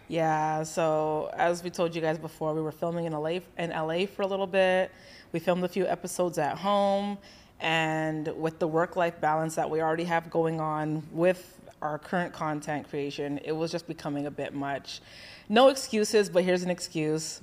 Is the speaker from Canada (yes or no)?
yes; Canada; moved away as an adult; also born or lived in Boca Raton, Florida; now in Florida, United States; we're from Canada